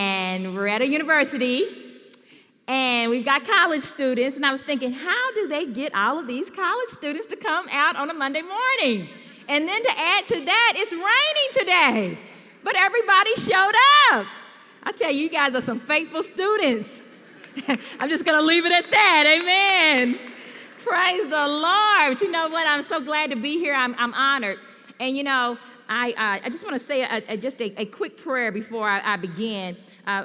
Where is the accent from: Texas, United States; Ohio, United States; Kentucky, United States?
Kentucky, United States; Louisville; I'm from Louisville, Kentucky